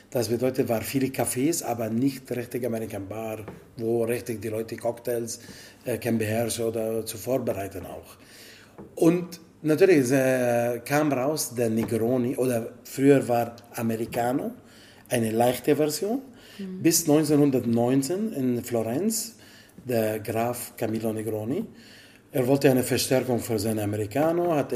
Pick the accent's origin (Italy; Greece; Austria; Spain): Italy; German is a second language; Ja, ich bin Italiener meine Origin, okay, mein Vater ist libaneser Origin, aber er ist Italiener jetzt natürlich, aber meine Mutter ist Italienerin, aufgewachsen in Italien, alle mein Leben, mein ganzes Leben in Italien, so.